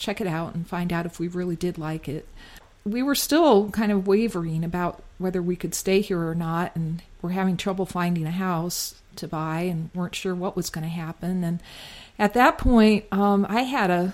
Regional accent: East Coast, United States; now in California, United States; I grew up on the East Coast and moved to California in 1977.

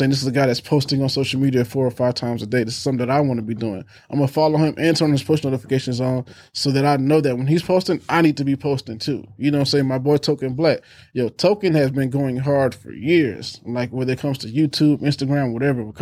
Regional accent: Germany; born there; also born or lived in Maryland / Texas / California / Alabama; so I was born in Germany, went for, went to Maryland, and then we went to Texas.

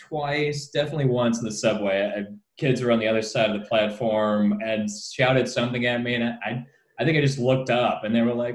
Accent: Madison, Mississippi, United States; moved away as an adult; also born or lived in New York City; I'm originally from Mississippi, born there, raised there, a place called Madison in Mississippi, like just outside of Jackson, the capital

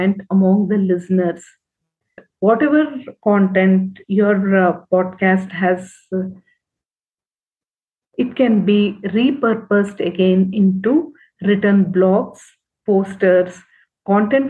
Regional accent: Bangalore, Karnataka, India; I am from Bangalore

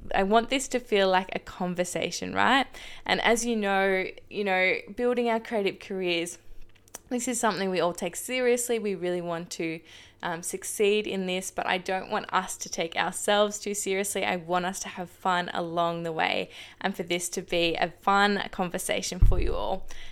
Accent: Shepparton, Victoria, Australia; now in Geelong, Australia; I was born and raised in Shepparton, Victoria, and I now call the seaside town of Geelong home

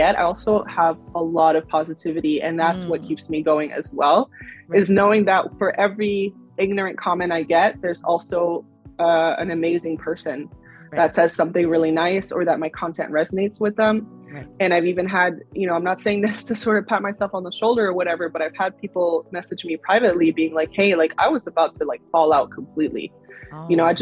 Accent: Canada; I'm very Canadian and I'm very Muslim

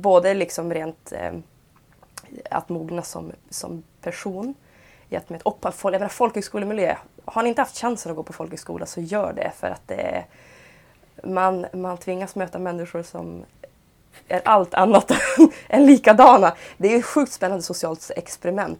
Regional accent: Piteå, Norrbotten County, Sweden; där jag är i alla fall uppvuxen.

